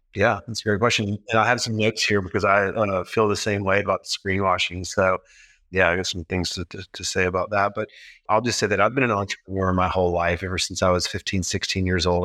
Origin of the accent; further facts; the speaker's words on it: the South, United States; moved away; also born or lived in Memphis; I grew up in the South.